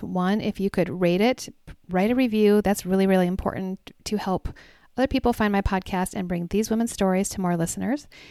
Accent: Minnesota, United States; also born or lived in Colorado; I was born in Colorado, but I lived in I've lived in Minnesota since I was 7

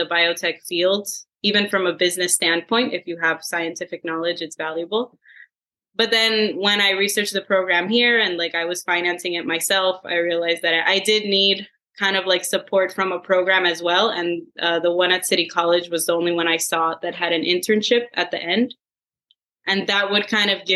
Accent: Puerto Rico; moved away as an adult; also born or lived in Massachusetts / San Francisco; now in South San Francisco, United States; I am originally from Puerto Rico, and once I left, I went to do my master's in Massachusetts

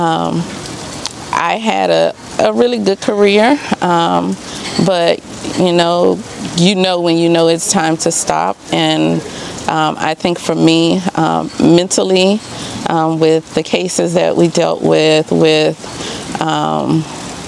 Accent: Baton Rouge, Louisiana, United States; moved away as an adult; also born or lived in Texas / Dallas; now in Kempner, United States; I'm originally from Baton Rouge, Louisiana

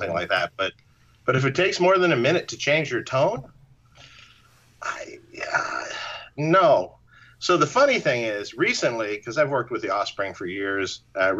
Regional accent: Detroit, Michigan, United States; from my hometown

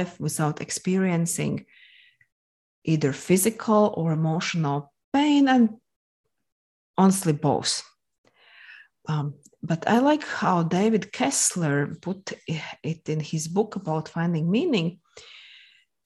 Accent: Latvia; English is a second language; moved away as an adult; now in Moscow, Russia; originally, I'm from Latvia, hence the accent you might have noticed. I'm not the native English speaker

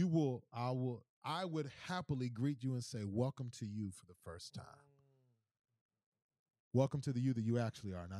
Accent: Missouri City, Texas, United States; I'm from Houston, born and bred, from H-Town down, 77489 for the nose who know, Mo City

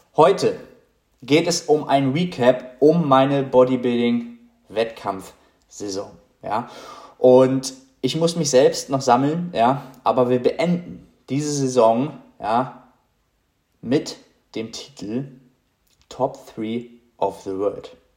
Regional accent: Germany

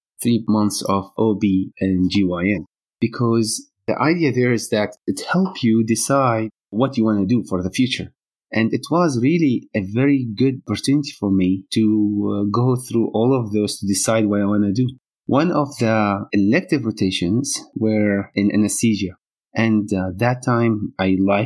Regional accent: Saudi Arabia; moved away as an adult; also born or lived in Hama, Syria; now in Kenosha, United States; I grew up, most of my school time was in Saudi Arabia, and most of my childhood friends are from there too

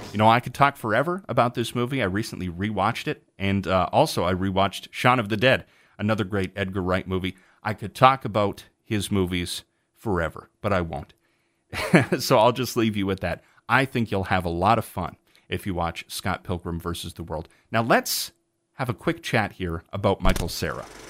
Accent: Canada; I am Canadian

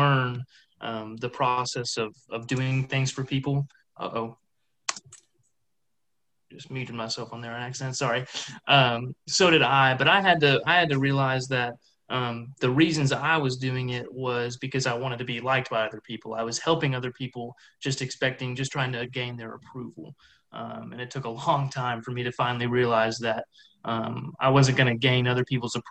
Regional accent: Mount Juliet, Tennessee, United States; moved away as an adult; now in Martin, United States; I'm from Mount Juliet, which is like 15, 20 minutes right outside of Nashville

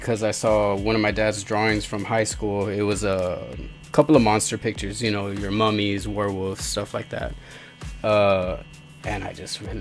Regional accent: Mercedes, Texas, United States; I'm from Mercedes

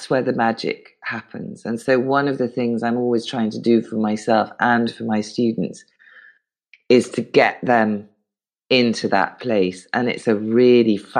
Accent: United Kingdom; I'm British and brought up not to pay myself compliments

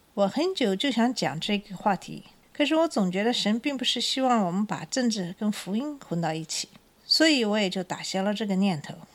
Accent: China; now in United States; 我们小的时候在中国

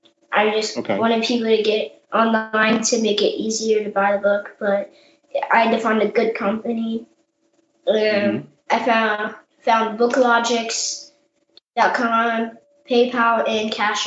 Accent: South Korea; born there; I traveled to Canada, the Dominican Republic, Jamaica, and I was born in South Korea.

